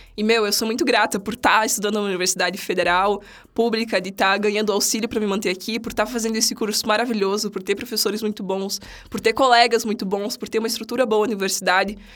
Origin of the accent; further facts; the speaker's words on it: São Miguel do Oeste, Santa Catarina, Brazil; moved away as an adult; Eu sou de outra cidade, eu sou de São Miguel do Oeste, uma cidadezinha aqui perto, aqui perto, duas horas daqui.